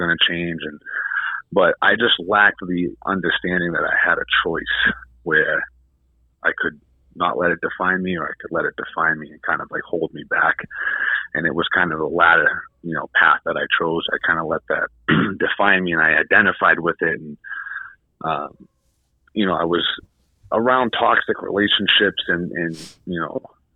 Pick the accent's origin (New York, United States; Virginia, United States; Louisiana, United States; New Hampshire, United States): New Hampshire, United States; also born or lived in Massachusetts; I'm from New Hampshire